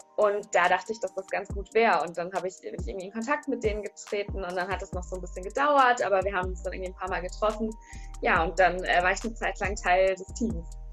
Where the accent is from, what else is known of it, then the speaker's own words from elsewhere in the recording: near Bielefeld, North Rhine-Westphalia, Germany; moved away as an adult; also born or lived in Dortmund; ich komme aus der Nähe von Bielefeld